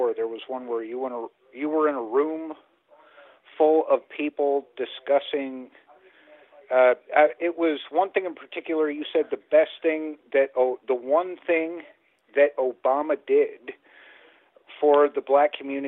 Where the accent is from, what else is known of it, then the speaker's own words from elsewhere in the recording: Alaska, United States; now in Fredericktown, United States; I was raised in Alaska, but I moved to Missouri.